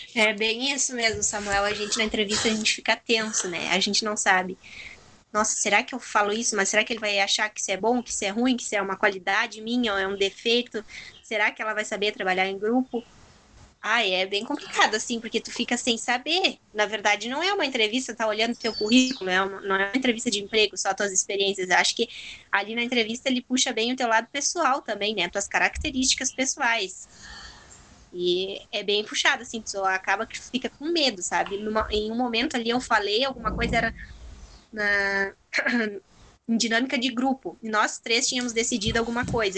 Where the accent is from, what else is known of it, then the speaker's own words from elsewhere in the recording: Turuçu, Rio Grande do Sul, Brazil; Eu sou de Turuçu, tenho 25 anos